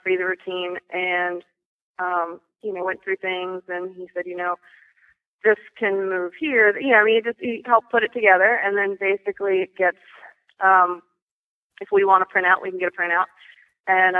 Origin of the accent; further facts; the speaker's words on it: Charleston, South Carolina, United States; I'm from Charleston, South Carolina.